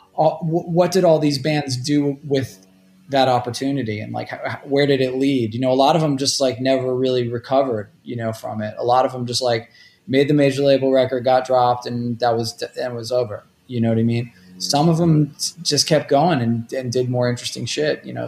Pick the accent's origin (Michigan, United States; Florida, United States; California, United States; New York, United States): New York, United States; New York City; also born or lived in State College, Pennsylvania / Toledo, Ohio; I grew up in Rockaway uh, Beach, which is kind of like on the edge of Queens.